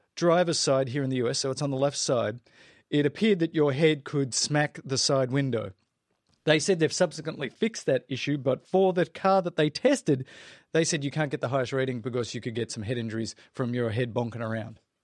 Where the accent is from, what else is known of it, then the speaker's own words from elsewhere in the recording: South Africa; accent: South African; my South African accent